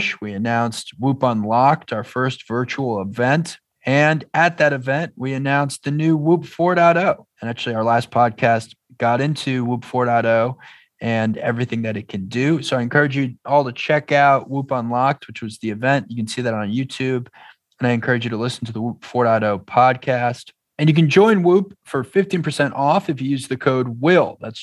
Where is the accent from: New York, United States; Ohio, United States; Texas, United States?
New York, United States; Long Island; I grew up on Long Island